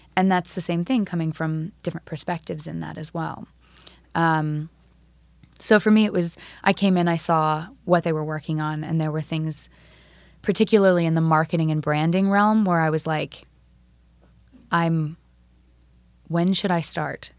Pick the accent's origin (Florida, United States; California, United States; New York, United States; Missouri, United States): Florida, United States; I'm from Florida